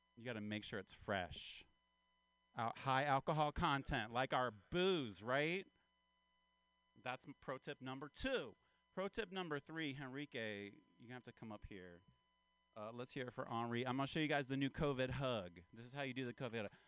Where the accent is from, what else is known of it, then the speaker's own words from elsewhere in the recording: Appalachia, United States; now in California, United States; I'm from Appalachia. I'm kind of from the South. Uh, I'm an Appalachian man